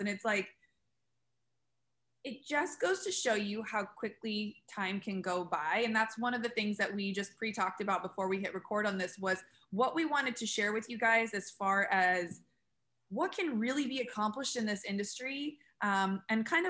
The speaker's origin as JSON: {"language": "English", "town": "San Diego", "region": "California", "country": "United States", "tie": "born or raised there", "said": "I grew up in San Diego"}